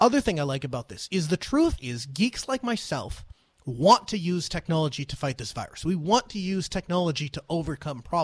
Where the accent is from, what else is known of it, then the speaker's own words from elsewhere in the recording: North Dakota, United States; my home state of North Dakota